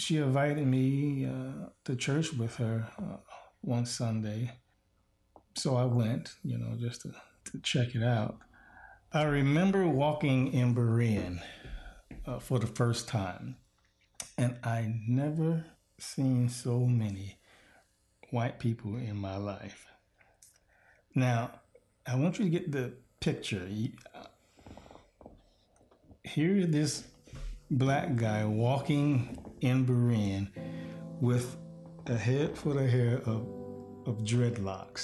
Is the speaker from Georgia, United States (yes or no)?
no; Miami, Florida, United States; moved away as an adult; now in Lincoln, United States; I grew up in Miami-Dade County.